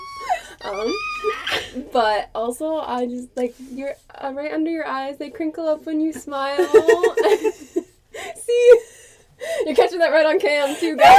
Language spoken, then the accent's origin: English; New England, United States; we're from New England